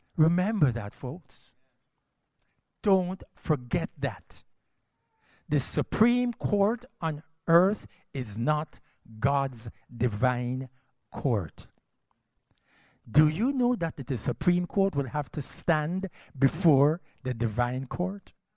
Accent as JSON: {"language": "English", "country": "Jamaica", "also_born_or_lived": "United States", "said": "I'm a Jamaican"}